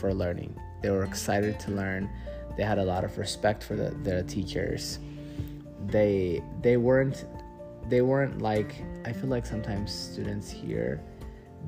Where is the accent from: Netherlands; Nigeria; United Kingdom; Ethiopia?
Ethiopia; moved away as an adult; now in United States